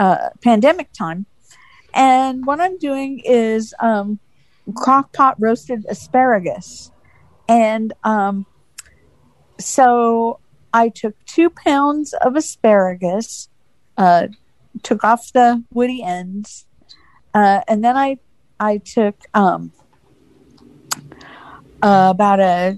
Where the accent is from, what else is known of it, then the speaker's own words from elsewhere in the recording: Phoenix, Arizona, United States; I'm from Phoenix, Arizona.